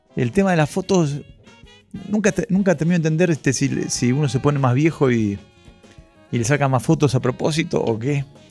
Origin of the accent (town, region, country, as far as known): Ituzaingó, Buenos Aires Province, Argentina; born or raised there